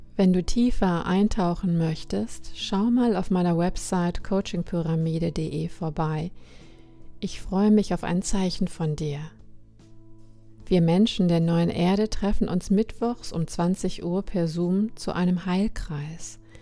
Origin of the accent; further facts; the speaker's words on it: Germany; bei uns in Deutschland